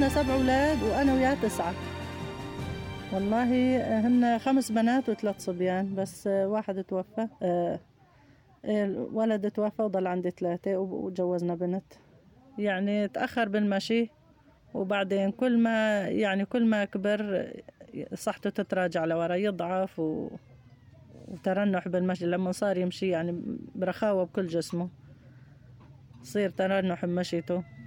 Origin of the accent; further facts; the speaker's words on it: Aleppo Governorate, Syria; moved away as an adult; كنا عايشين بضيعتنا ببيتنا آه، بضيعتنا بريف حلب الجنوبي البوابية وحاليا نازحين